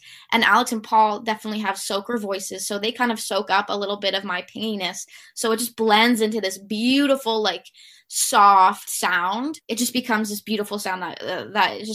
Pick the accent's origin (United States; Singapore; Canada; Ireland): Canada; Toronto, Ontario; growing up in Toronto